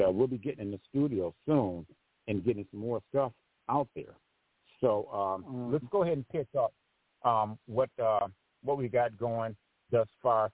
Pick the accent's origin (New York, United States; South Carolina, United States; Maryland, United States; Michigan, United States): Michigan, United States; Grand Rapids; Grand Rapids, my hometown